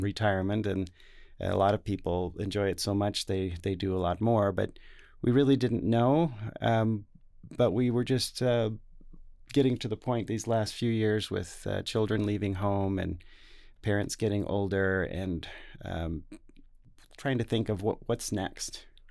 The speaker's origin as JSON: {"language": "English", "town": "Salt Lake City", "region": "Utah", "country": "United States", "tie": "born or raised there", "also_born_or_lived": "Taiwan", "said": "here in Salt Lake City, so this is my hometown. I grew up on the, the west side"}